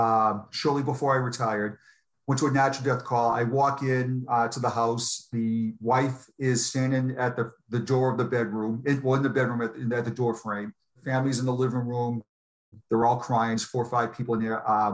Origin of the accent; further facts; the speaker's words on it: Boston, Massachusetts, United States; moved away; And obviously I'm from Boston.